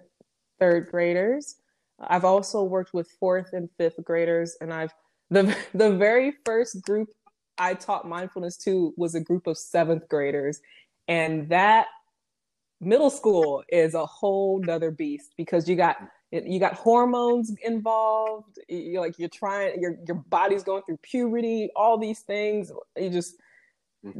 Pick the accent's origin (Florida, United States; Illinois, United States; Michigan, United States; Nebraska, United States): Michigan, United States; Detroit; also born or lived in Flint, Michigan; growing up in Detroit